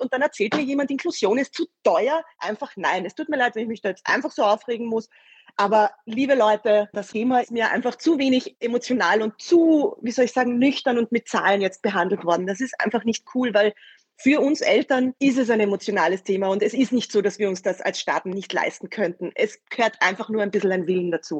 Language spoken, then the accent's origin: German; Vienna, Austria; bei uns in Wien